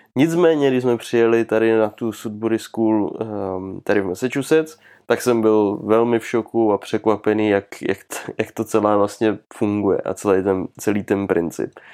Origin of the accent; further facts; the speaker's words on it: Czechia; u nás v Čechách